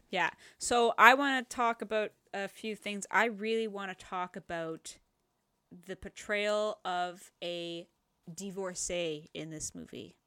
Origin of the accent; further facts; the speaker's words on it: Canada; we're Canadian